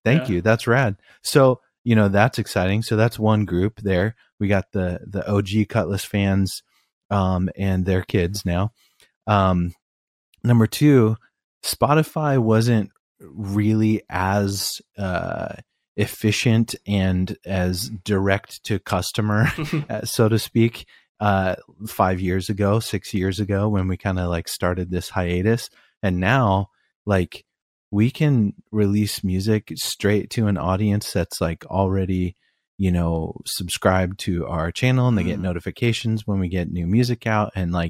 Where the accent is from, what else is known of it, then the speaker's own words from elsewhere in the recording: East Coast, United States; Like, I grew up on the East Coast and hip hop kind of came to light from New York City.